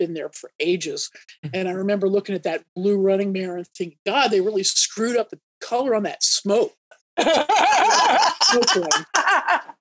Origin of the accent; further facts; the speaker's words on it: Narberth, Pennsylvania, United States; also born or lived in Kingston, New York; I was born in Kingston, New York, 1961. And we moved to Philadelphia when I was three, Philadelphia area, a little town called Narberth, which is on the main line.